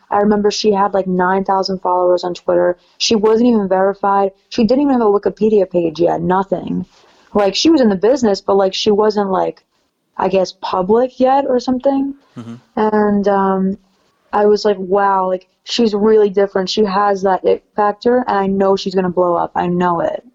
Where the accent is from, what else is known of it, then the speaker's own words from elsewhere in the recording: New York City, New York, United States; I'm from New York City